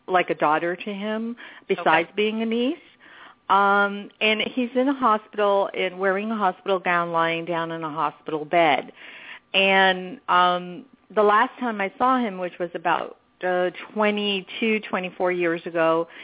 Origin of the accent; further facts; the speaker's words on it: New York, United States; moved away; I grew up in New York